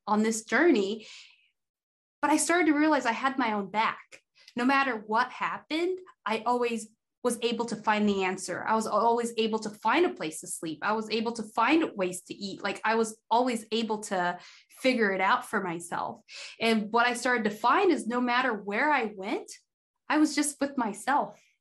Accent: Idaho, United States; I grew up in Idaho being like the only black girl in my school from when I can remember until like 11th grade.

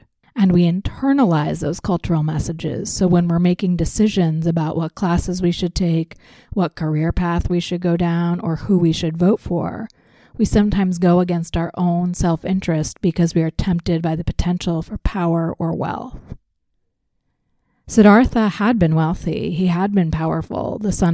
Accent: United States; Growing up in the United States

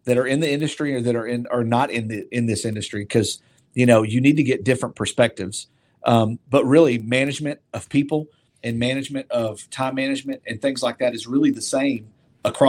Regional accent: Opelika, Alabama, United States; I was born and raised here in Opelika. You know, I graduated high school in Opelika. This is my town.

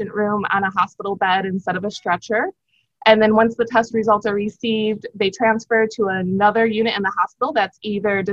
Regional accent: outside of Chicago, Illinois, United States; moved away as an adult; now in Miami, United States; Born and raised in the Midwest, slightly outside of Chicago, Illinois.

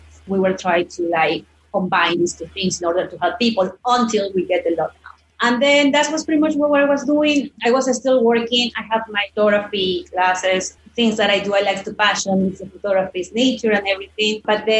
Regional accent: Ecuador; English is a second language; And I'm also from Ecuador.

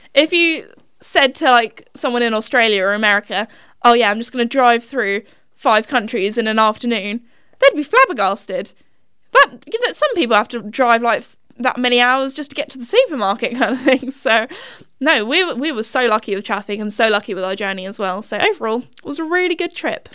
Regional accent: England, United Kingdom; we're English

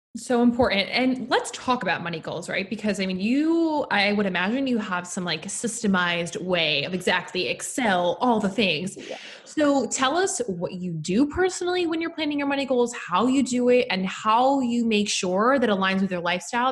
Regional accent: New York, United States; was born and raised in New York

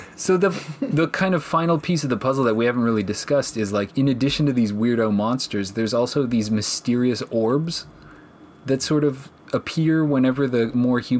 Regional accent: Canada; As a Canadian, I thought about I this say, a lot. Minus 15's not even that cold.

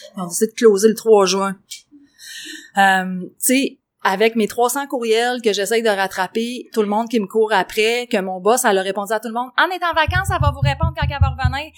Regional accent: Quebec, Canada; on est des Québécois

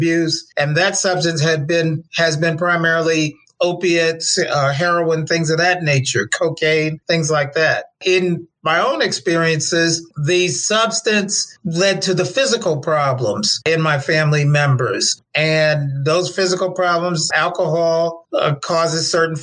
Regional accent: Milford, Delaware, United States; moved away; also born or lived in Baltimore, Maryland; I'm from Milford, Delaware

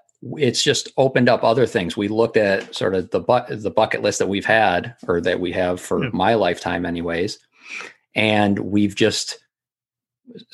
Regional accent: Massachusetts, United States; training for it in my hometown.

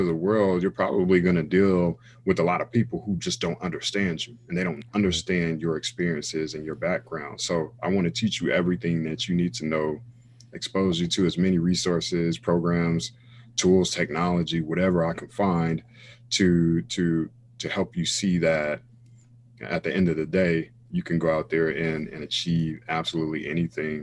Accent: Raleigh, North Carolina, United States; I'm originally from North Carolina, Raleigh, North Carolina

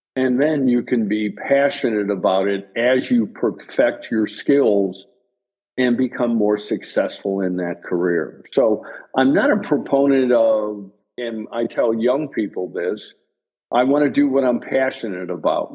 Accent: Chicago, Illinois, United States; I'm originally from Chicago and still live in Chicago

